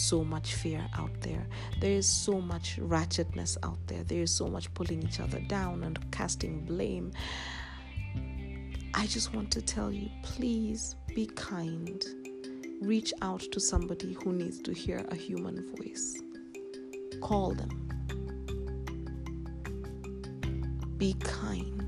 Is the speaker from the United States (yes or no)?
no; Kenya; I am a Kenyan girl, an African queen